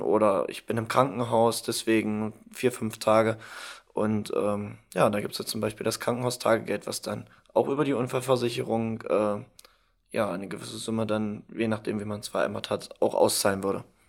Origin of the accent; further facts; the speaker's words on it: Halberstadt, Saxony-Anhalt, Germany; Ich komme aus Halberstadt